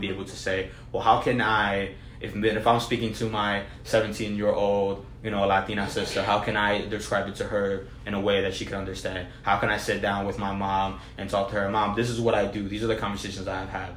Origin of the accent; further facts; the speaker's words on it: New Jersey, United States; I was born and raised in New Jersey